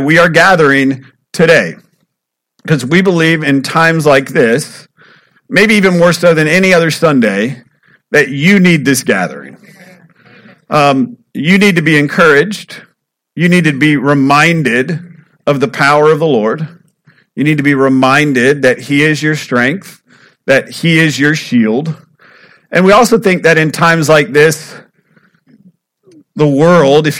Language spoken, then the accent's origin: English; United States; I'm from Polk County